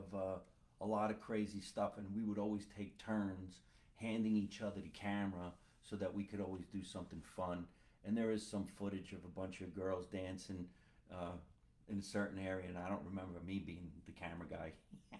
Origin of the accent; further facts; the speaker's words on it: Hoboken, New Jersey, United States; I grew up in Hoboken. Good times, good times.